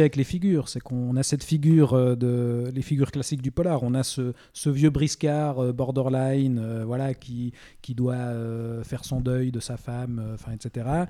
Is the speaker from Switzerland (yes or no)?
yes; Switzerland; chez nous en Suisse